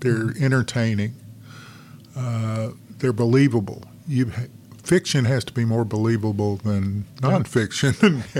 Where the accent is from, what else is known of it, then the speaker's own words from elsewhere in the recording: Arkansas, United States; moved away as an adult; also born or lived in Washington, D.C.; now in North Carolina, United States; I grew up in Arkansas and practiced law in Arkansas.